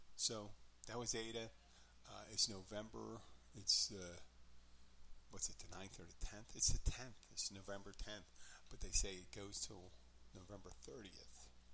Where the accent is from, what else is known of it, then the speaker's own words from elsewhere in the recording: Philadelphia, Pennsylvania, United States; I'm from Philadelphia, as many listeners know. I am from Philadelphia